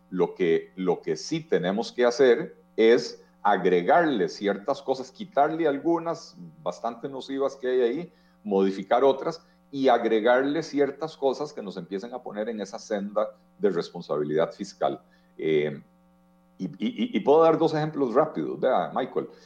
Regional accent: Costa Rica

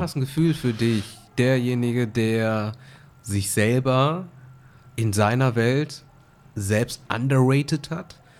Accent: Germany; du kommst ja aus Deutschland

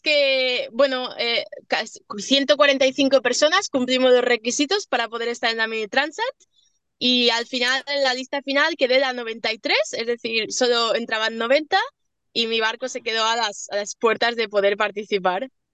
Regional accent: Mallorca, Balearic Islands, Spain; soy de mallorquina

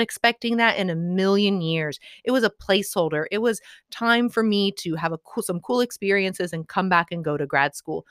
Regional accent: Midwest, United States; I'm from the Midwest

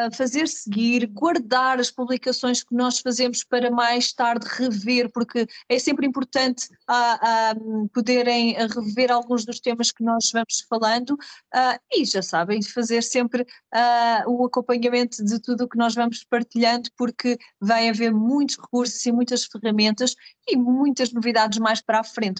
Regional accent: Carcavelos, Lisbon, Portugal; sou natural de Carcavelos, onde, de onde estou a gravar neste momento

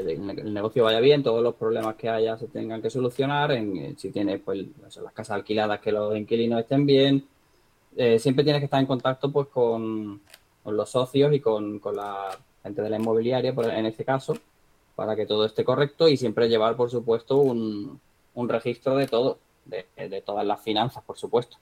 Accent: Marbella, Andalusia, Spain; moved away; de donde yo soy, de Marbella, de Marbella, Málaga

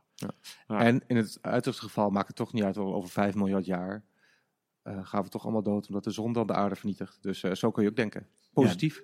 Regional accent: Enschede, Overijssel, Netherlands; moved away; ik kom oorspronkelijk uit Enschede

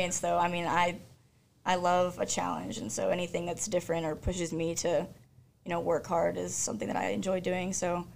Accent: Texas, United States; moved away as an adult; now in Norway

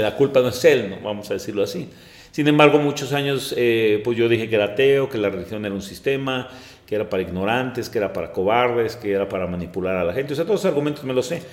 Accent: Mexico City, Mexico; now in Celaya, Mexico; soy originario de la Ciudad de México

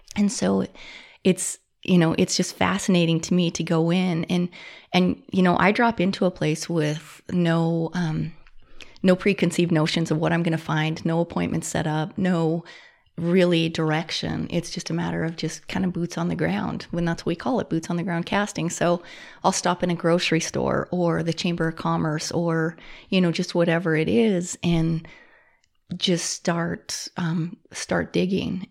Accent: Butte, Montana, United States; born and raised, um, lived here for fifty-one years. So I was, I was born in Butte, Montana, and lived here my whole life.

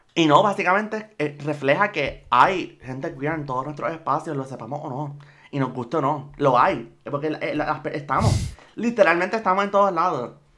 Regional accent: Puerto Rico; yo soy puertorriqueña y estoy aquí

